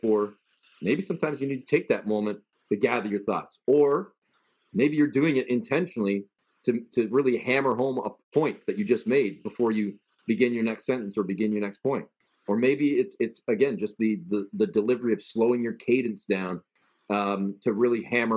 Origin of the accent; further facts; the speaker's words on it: Canada; I was born and raised in Canada